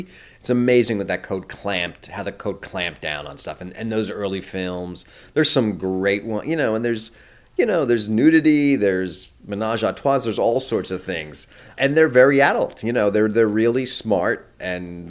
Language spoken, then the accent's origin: English; New Jersey, United States; I grew up in New Jersey, right outside of New York